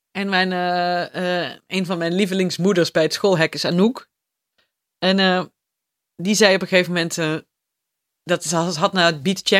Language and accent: Dutch; Limburg, Netherlands; Terwijl ik ben toch echt een Limburger en jij bent echt een Fries.